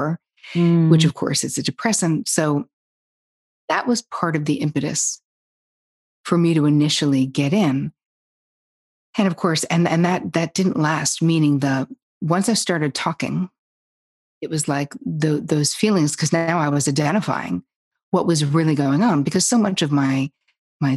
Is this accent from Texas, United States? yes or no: no; New Jersey, United States; moved away as an adult; also born or lived in Long Island / New York City; I grew up in Jersey, but I was living in Long Island because that's where I went to college